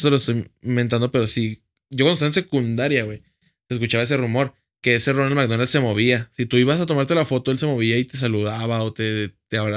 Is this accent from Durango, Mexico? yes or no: yes; Gómez Palacio, Durango, Mexico; Yo soy de Gómez.